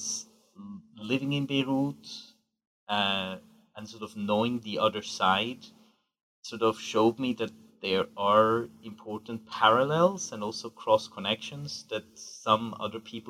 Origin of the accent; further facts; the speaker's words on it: Switzerland; also born or lived in Geneva; I grew up in Switzerland to a Swiss mother and an Iranian father